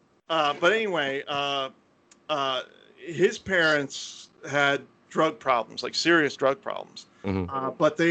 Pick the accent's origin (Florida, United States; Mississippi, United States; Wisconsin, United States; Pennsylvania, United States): Florida, United States; the area I grew up in Florida was kind of scuzzy